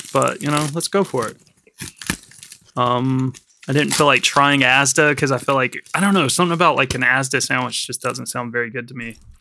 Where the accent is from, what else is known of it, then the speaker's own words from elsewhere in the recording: United States; now in London, United Kingdom; being an American